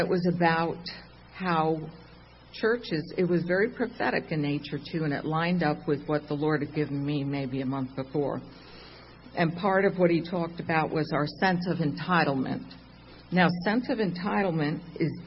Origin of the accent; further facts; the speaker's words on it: Long Island, New York, United States; I'm not Italian, but I'm from Long Island.